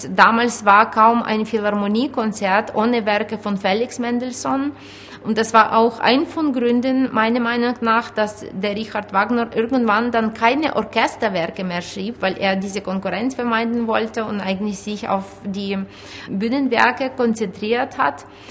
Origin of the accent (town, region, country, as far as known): Ukraine; moved away